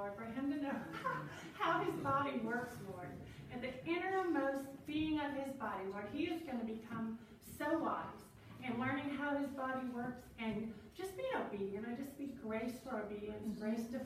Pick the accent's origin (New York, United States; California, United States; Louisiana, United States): Louisiana, United States; New Orleans; I come from New Orleans.